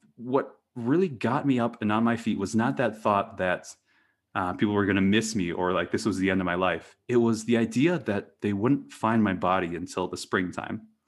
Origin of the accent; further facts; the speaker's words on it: Eau Claire, Wisconsin, United States; moved away as an adult; also born or lived in Maine / New Hampshire; I grew up in, um, Eau Claire, Wisconsin.